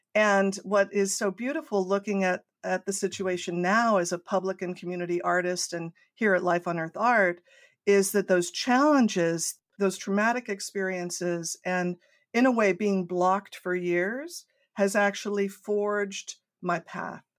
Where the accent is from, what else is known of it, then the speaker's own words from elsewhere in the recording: Coronado, California, United States; I grew up in Southern California in a small island in the center of San Diego Bay, Coronado